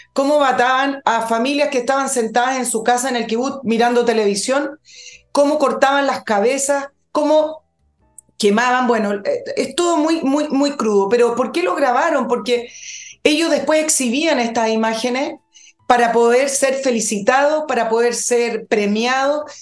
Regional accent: Chile; somos los chilenos

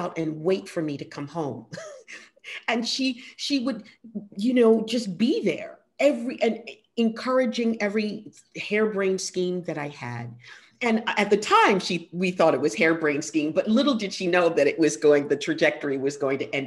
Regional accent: New York City, New York, United States; I grew up on the Lower East Side

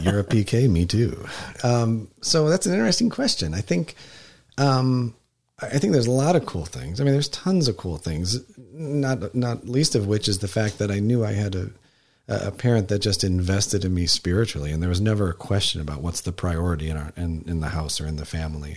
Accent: Wisconsin, United States; also born or lived in Texas; I spent the majority of my growing up life, uh, in Wisconsin

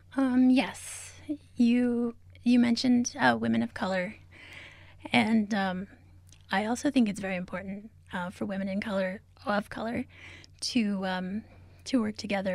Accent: Albuquerque, New Mexico, United States; also born or lived in Zuni Pueblo / Isleta Pueblo; I am from, uh, Zuni Pueblo, as well as Isleta Pueblo. Um, I grew up here in Albuquerque, though

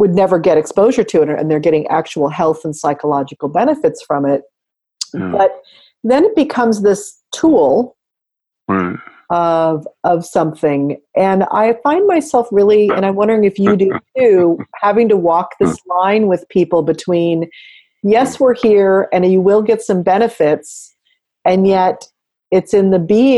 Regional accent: California, United States; growing up in the West, in America, in California, just growing up in the 20th century

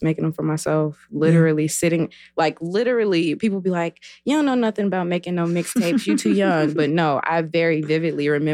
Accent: Chicago, Illinois, United States; moved away; also born or lived in St. Louis, Missouri / Tampa, Florida / Maywood, Illinois; I'm from the west side of Chicago.

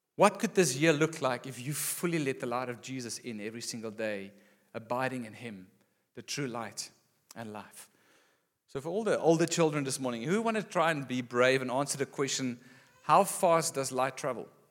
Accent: Gauteng, South Africa; moved away as an adult; also born or lived in Western Cape; Growing up in Gauteng and then moving here after school

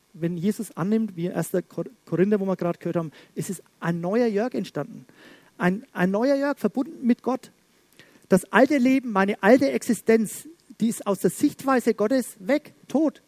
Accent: Schwabach, Bavaria, Germany; bei uns in Schwabach

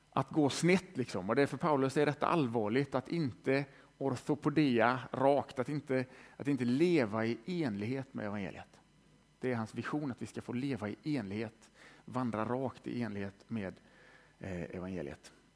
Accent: Västergötland, Västra Götaland, Sweden; moved away as an adult; also born or lived in Lund / Tranemo; jag är född i Västergötland, har bott i Lund i 15 år

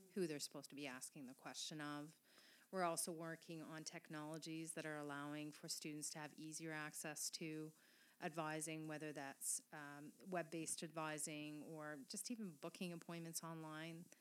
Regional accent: Quebec, Canada; first language French; English is a second language; moved away; I was raised in Quebec. My mother tongue is French.

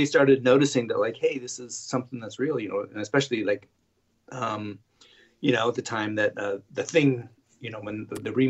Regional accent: the Northwest, Pacific Northwest, United States; also born or lived in Seattle, Washington / Portland, Oregon; now in Los Angeles, United States; I moved here. I grew up in the Northwest.

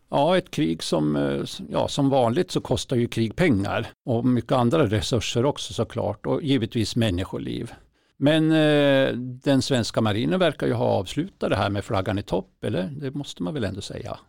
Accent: inland Norrland, Sweden; Norrlands inland, alltså det är till och med där jag är från

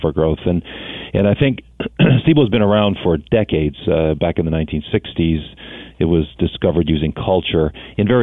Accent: Thunder Bay, Ontario, Canada; I was born in Thunder Bay, Ontario

